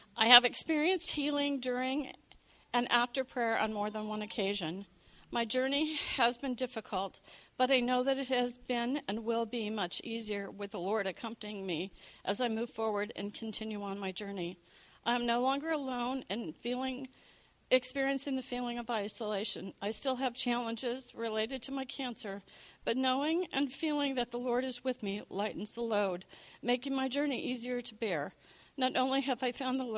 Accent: Beaverton, Oregon, United States; also born or lived in Southern California / Seattle; now in Beaverton, United States; I have come full circle since I was born and raised in Beaverton via Southern California and then to Seattle

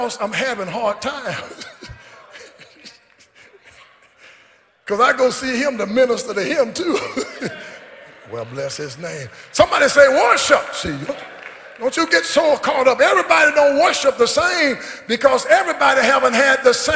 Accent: Caledonia, United States; also born or lived in Longview, Texas; I was born in Caledonia, 1951, the baby of 12

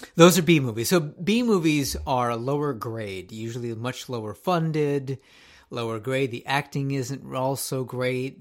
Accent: Japan; moved away; I grew up in Japan

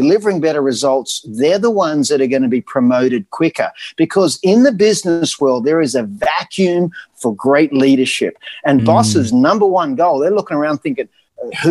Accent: Australia; accent: Aussie; also born or lived in United States; it was my accent. You know, they just loved Aussies

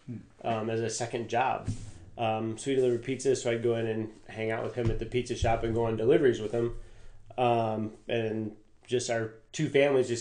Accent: Tiffin, Ohio, United States; now in Findlay, United States; I'm actually not from Findlay. I'm from born and raised in Tiffin.

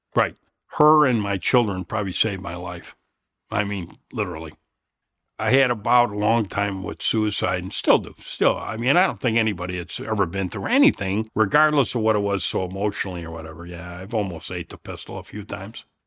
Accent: Elmhurst, Illinois, United States; I'm from Chicago. Of course, from Elmhurst

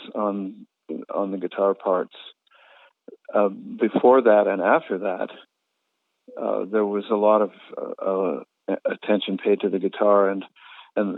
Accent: Canada; having grown up in as an English Canadian without much sense of tradition

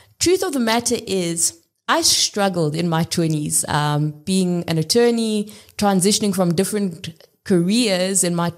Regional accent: South Africa; I grew up in South Africa, literally across the country. I lived in 7 different cities across 5 different provinces, went to 7 different schools.

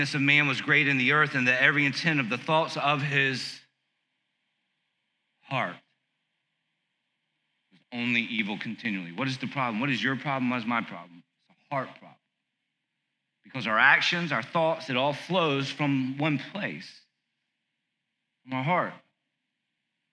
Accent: South Carolina, United States; I grew up in South Carolina watching WWF

